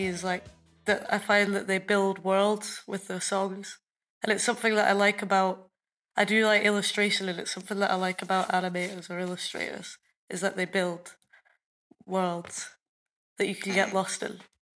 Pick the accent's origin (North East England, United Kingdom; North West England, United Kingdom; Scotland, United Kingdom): Scotland, United Kingdom; Edinburgh; I'm from Edinburgh, Scotland